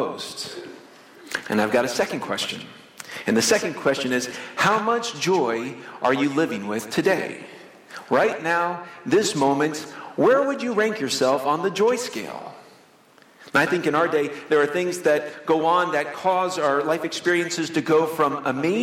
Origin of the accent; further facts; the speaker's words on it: Florida, United States; When I was a kid growing up in Florida, my parents took the family to Disney World. We lived in Florida, close to Orlando